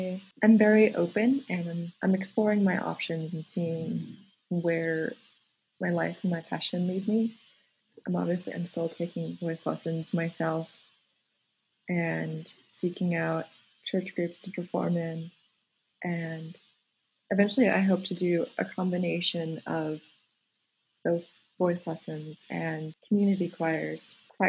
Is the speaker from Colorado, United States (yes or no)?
yes; Colorado, United States; I attended high school in a very tiny rural town in Colorado.